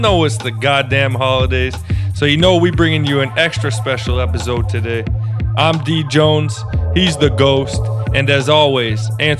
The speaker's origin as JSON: {"language": "English", "country": "Canada", "tie": "born or raised there", "said": "as a Canadian growing up, my love for hockey"}